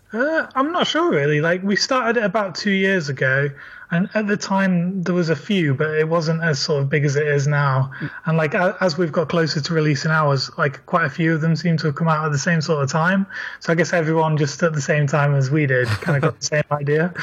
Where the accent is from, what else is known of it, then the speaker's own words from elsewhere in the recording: Leeds, Yorkshire and the Humber, United Kingdom; now in London, United Kingdom; I'm from Leeds and I live in London